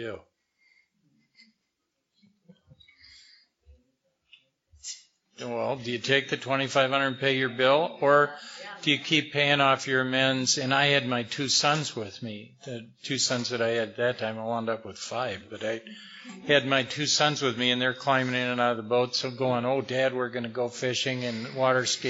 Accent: Madison, Wisconsin, United States; I grew up in Wisconsin

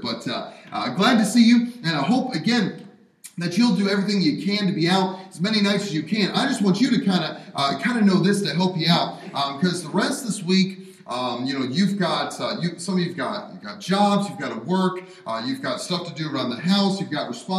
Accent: Pennsylvania, United States; also born or lived in Alabama / Wisconsin; Our home is in Alabama, but I spent most of my growing up times, obviously born here, and then growing up in Pennsylvania and Wisconsin, where snow is normal.

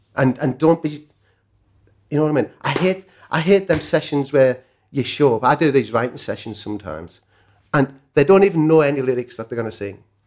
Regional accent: Cumbria, North West England, United Kingdom; I'm a welder from Cumbria

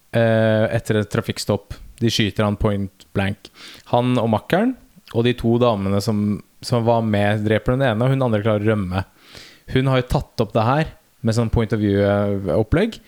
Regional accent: Nordstrand, Oslo, Norway; Vi er fra Nordstrand

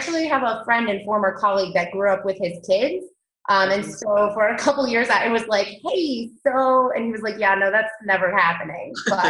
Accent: Akron, Ohio, United States; now in Denver, United States; I was born in Akron, Ohio, so pretty close to Cleveland.

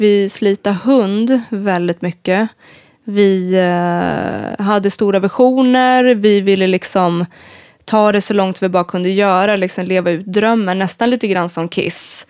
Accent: Uppsala, Uppsala County, Sweden; now in Gothenburg, Sweden; jag är en gitarrist ifrån Uppsala

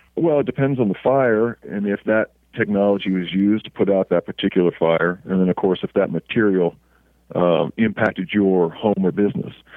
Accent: Oklahoma, United States; moved away as an adult; also born or lived in Altus Air Force Base, Oklahoma / Los Angeles, California; we lived in Oklahoma uh, all through my uh, elementary, junior high, high school, and college um, career

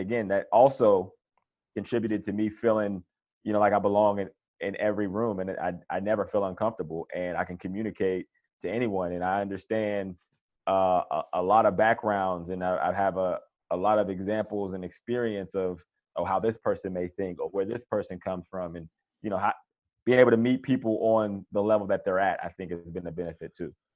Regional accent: Johnstown, Pennsylvania, United States; grew up in Pennsylvania, Johnstown, Pennsylvania, which is about sixty miles outside of Pittsburgh

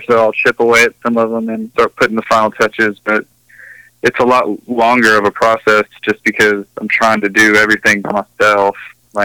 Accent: Nashville, Tennessee, United States; I'm from Nashville. I'm from here in Nashville. Born and raised in like the South Nashville side of things

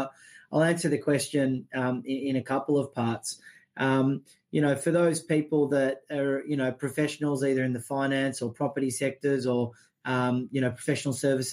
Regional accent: Australia; as an Australian

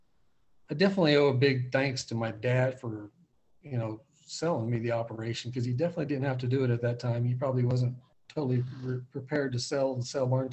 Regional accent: Oakley, Kansas, United States; I grew up in Northwest Kansas, and I'm still in Northwest Kansas

